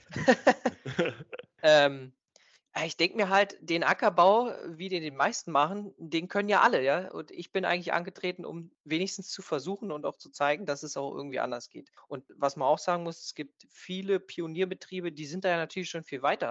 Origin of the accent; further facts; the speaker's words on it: Stendal, Saxony-Anhalt, Germany; wir sind hier aus, aus Stendal